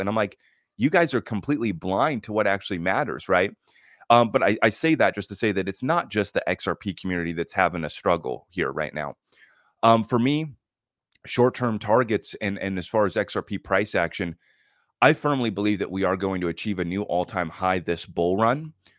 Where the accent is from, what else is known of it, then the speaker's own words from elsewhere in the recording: United States; as an American